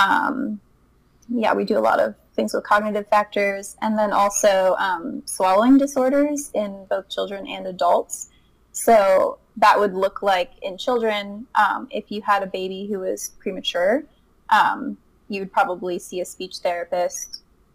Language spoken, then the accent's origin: English; Hookstown, Pennsylvania, United States; moved away as an adult; also born or lived in Kent, Ohio; now in Colorado, United States; I'm from Hookstown, just like you all, and went to high school at Southside